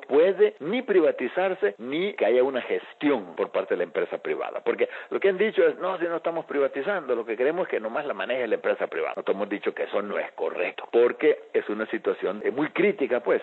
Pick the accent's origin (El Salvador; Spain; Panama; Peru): El Salvador; Aquí en mi país